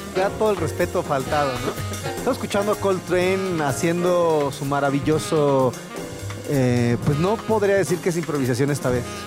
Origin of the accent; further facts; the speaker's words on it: Mexico; somos mexicanos y nos oyen el acento